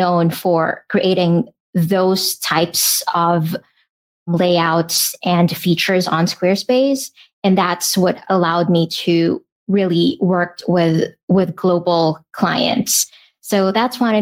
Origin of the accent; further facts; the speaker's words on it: Philippines; I'm from the Philippines